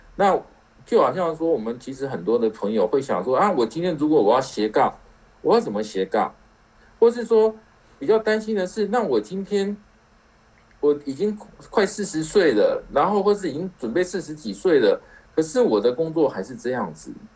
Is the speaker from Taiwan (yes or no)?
yes; Taiwan; 我们台湾人